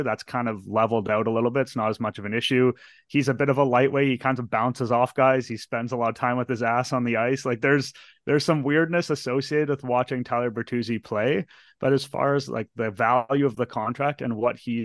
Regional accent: Toronto, Ontario, Canada; Born and raised in Toronto

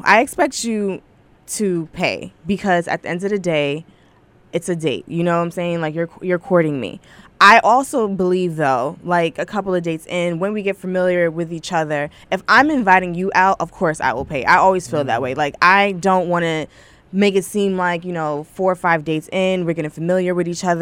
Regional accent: New York City, New York, United States; born and raised in the Bronx

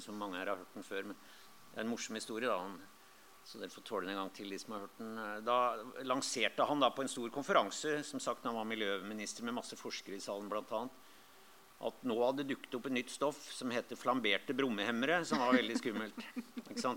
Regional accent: Lillehammer, Innlandet, Norway; moved away; jeg kom fra Lillehammer, og der hadde vi der har vi jo Mjøsa

